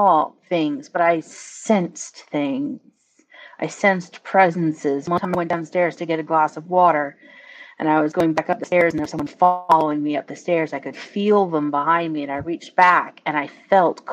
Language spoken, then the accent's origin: English; Prince Edward Island, Canada; I flew all the way from Prince Edward Island, Canada